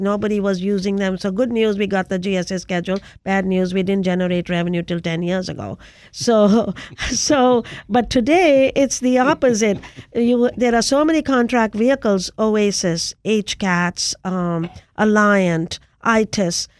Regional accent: India; moved away as an adult; now in United States; I came to the United States in search of technology to take back to my home country of India.

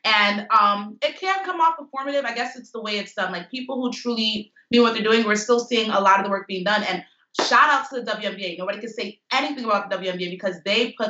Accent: New York, United States; I grew up in New York

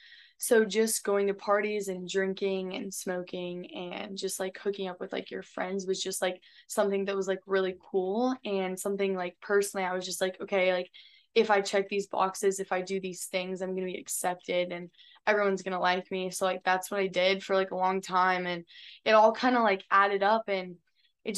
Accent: Florida, United States; also born or lived in California / Texas / Louisiana; I'm from California. I was born there. And then I was raised in Florida, and then I came to Texas, and now I go to school in Louisiana.

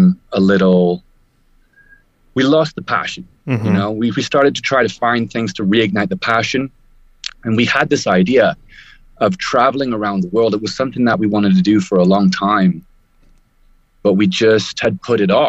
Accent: United Kingdom; moved away as an adult; I am a Brit originally, traveling the world

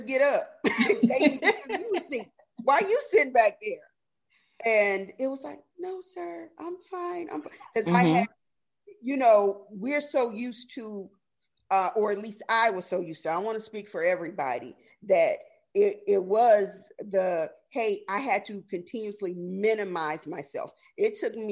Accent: the South, United States; I am from the South.

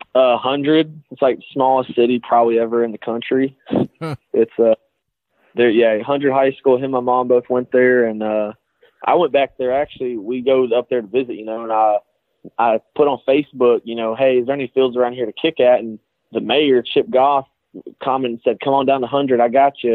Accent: Alabama, United States; I'm from Alabama

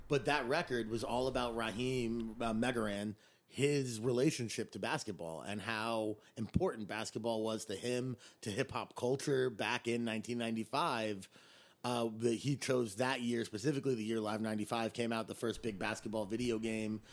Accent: Teaneck, New Jersey, United States; also born or lived in Arizona; now in New York City, United States; I'm from Teaneck, New Jersey

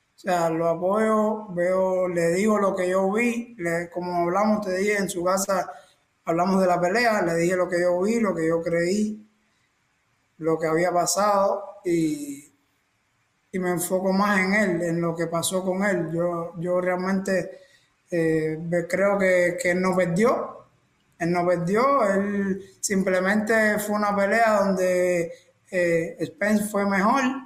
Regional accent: Cienfuegos, Cuba; moved away as an adult

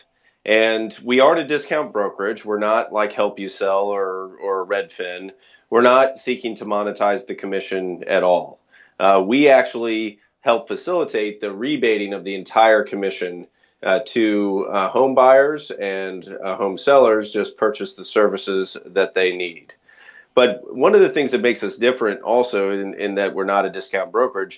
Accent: Missouri, United States; moved away; I was born and raised in Missouri

